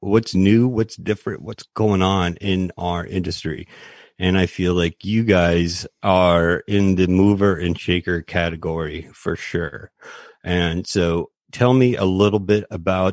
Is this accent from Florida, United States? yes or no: yes; Florida, United States; moved away; I'm originally from Florida